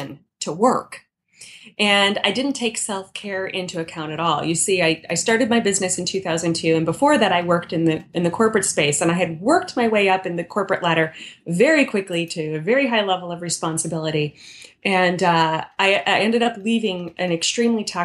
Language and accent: English; Midwest, United States; I grew up in the Midwest